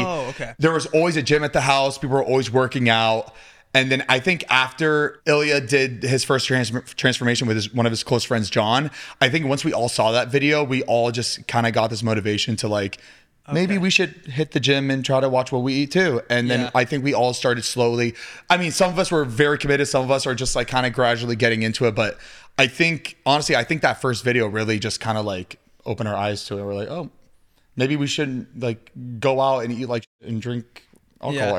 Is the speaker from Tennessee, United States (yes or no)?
no; Florida, United States; moved away; I'm from Florida